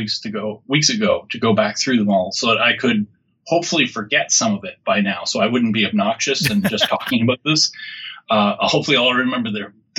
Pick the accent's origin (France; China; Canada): Canada; born or raised there